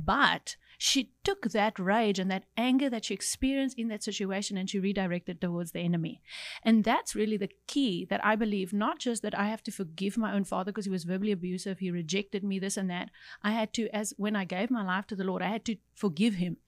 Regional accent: Cape Town, Western Cape, South Africa; I grew up in Cape Town

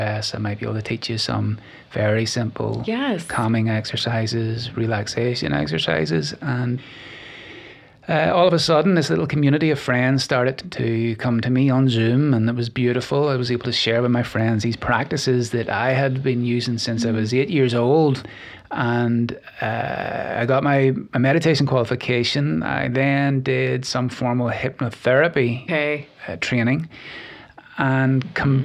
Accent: Glenarm, Northern Ireland, United Kingdom; moved away as an adult; now in Nashville, United States; I come from a little village called Glenarm in the north of Ireland. It's about 30 miles north of Belfast. I grew up there and loved it.

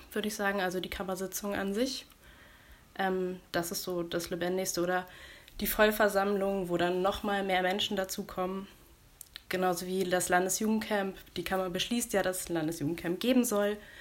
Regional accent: Buxtehude, Lower Saxony, Germany; ich komme aus Buxtehude

